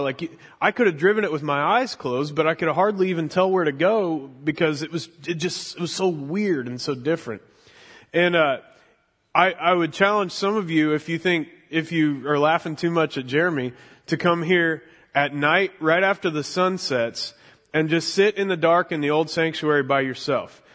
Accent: Mission, Kansas, United States; moved away; I grew up in Mission, Kansas

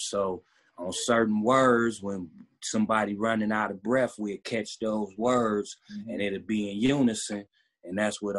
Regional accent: Cleveland, Ohio, United States; I'm a rapper. I'm from Cleveland, dog.

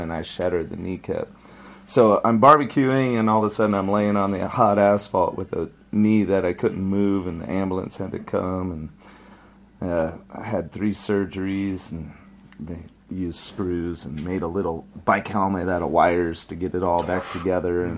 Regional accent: Santee, California, United States; I grew up in East San Diego, so um, there's El Cajon, Santee, and Lakeside, and I grew up in Santee

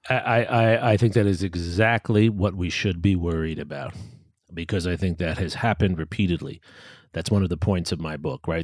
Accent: New York City, New York, United States; now in Austin, United States; I had a difficult time as a kid growing up in New York as from a, a immigrant family

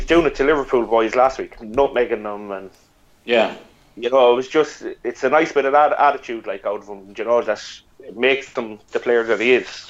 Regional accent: Ireland; as an Irishman

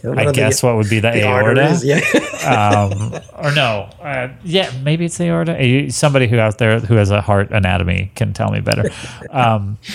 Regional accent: Texas, United States; I grew up in Texas.

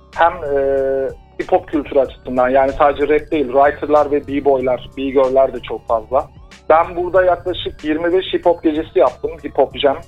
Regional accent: Adana, Turkey; şu anda e, Adana'da ikamet ediyorum. E, Aslan Adanalıyım

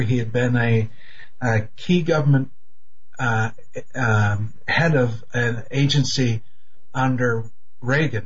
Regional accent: Canada; I'm Canadian

